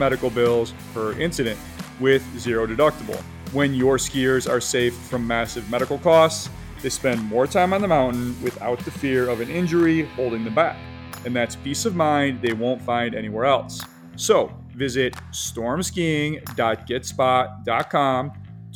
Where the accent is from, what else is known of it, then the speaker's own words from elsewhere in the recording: New York City, New York, United States; my hometown, New York City